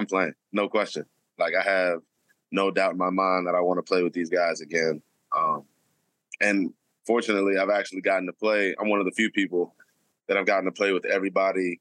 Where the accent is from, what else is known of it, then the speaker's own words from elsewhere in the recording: Detroit, Michigan, United States; moved away; I'm from Detroit originally